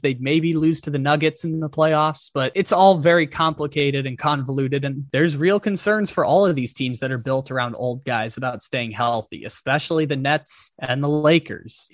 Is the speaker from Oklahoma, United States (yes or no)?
no; San Diego, California, United States; Qualcomm Stadium down in my hometown of San Diego